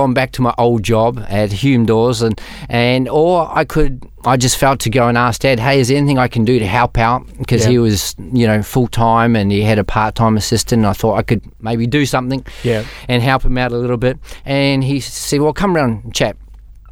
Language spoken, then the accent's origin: English; New Zealand; moved away as an adult; also born or lived in Melbourne, Australia; Moved over when I was 19 from New Zealand to Melbourne